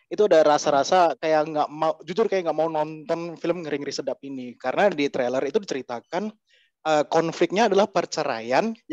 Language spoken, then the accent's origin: Indonesian; Yogyakarta, Special Region of Yogyakarta, Indonesia; Walaupun saya juga orang Jogja, orang yang kuliah di Jogja juga